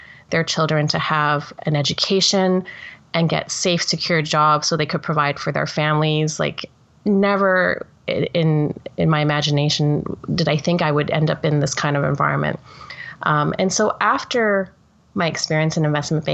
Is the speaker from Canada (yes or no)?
yes; Toronto, Ontario, Canada; I'm Canadian, born and bred in Toronto, and I grew up in a working class family